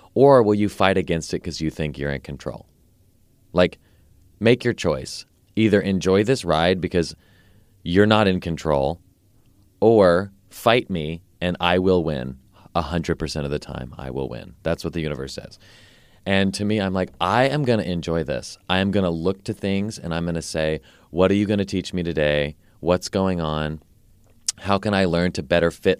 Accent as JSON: {"language": "English", "town": "Nashville", "region": "Tennessee", "country": "United States", "tie": "born or raised there", "said": "I grew up here in Nashville, um, until I was eighteen or nineteen."}